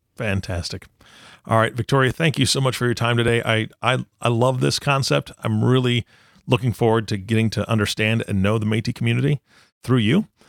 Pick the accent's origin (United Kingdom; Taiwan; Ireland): Taiwan; I was born in Taiwan